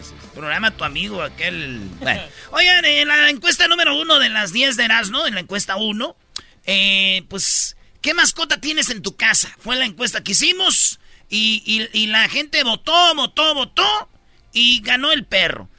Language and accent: Spanish; Michoacán, Mexico; yo soy de Michoacán